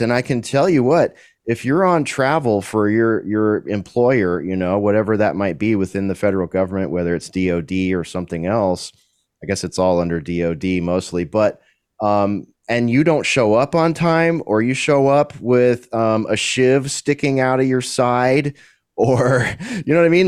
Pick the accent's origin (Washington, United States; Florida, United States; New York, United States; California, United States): California, United States; also born or lived in Central Texas; now in Texas, United States; Haven't seen my home state in eight years